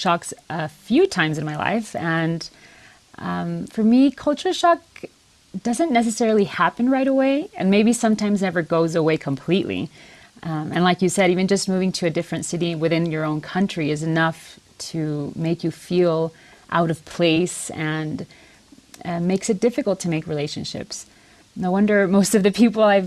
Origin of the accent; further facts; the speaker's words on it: Tijuana, Baja California, Mexico; moved away as an adult; also born or lived in San Diego, California, United States; now in Guadalajara, Mexico; I was born in San Diego, California, and raised in Tijuana, Baja California.